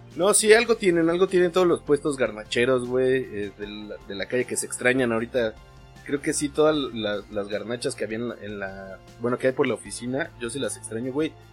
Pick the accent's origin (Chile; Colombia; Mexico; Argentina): Mexico; como mexicano